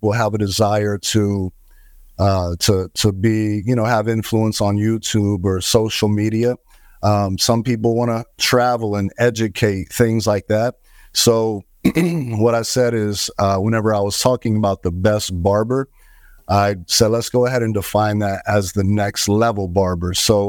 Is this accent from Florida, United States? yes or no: yes; Fort Myers, Florida, United States; Yeah, originally from the Fort Myers, Florida area.